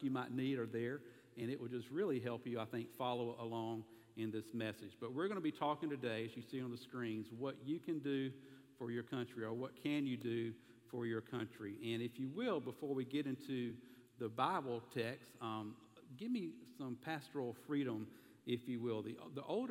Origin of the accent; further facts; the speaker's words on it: the South, United States; accent: southern; my southern accent